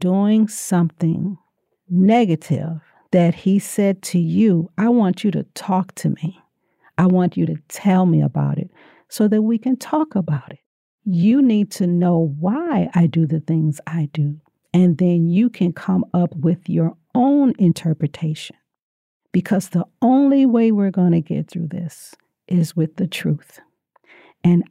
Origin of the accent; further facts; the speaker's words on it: Louisiana, United States; I'm from Louisiana?